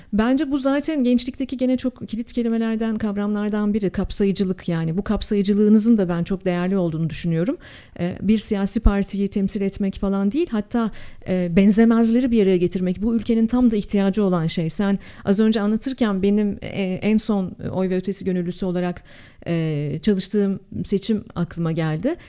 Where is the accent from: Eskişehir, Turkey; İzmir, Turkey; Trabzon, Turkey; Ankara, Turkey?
Ankara, Turkey; moved away; also born or lived in Canada; Memleket hasretimin goncası Ankara acayip özlüyorum ama öyle böyle değil çok özlüyorum. Ben hep söylüyorum çok tipik bir Ankaralıyım.